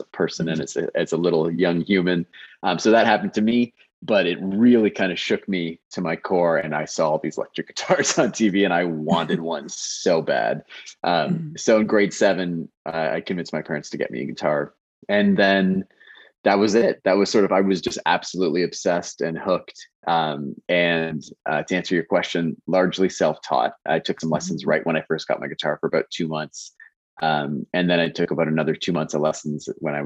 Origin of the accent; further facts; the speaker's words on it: Kitchener, Ontario, Canada; I grew up in Kitchener, small town, smallish town, bigger now.